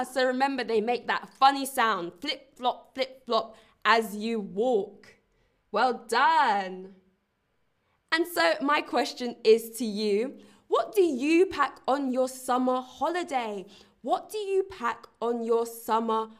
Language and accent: English; London, United Kingdom; now in Berlin, Germany; I come from London, England